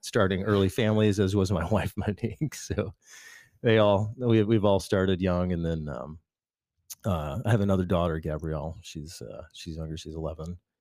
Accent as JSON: {"language": "English", "region": "Michigan", "country": "United States", "tie": "born or raised there", "said": "I came out of a big family in Michigan"}